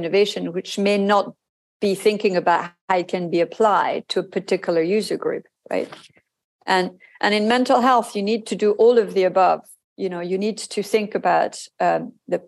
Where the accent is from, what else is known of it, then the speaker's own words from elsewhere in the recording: France; moved away as an adult; also born or lived in Hong Kong / Japan; my home country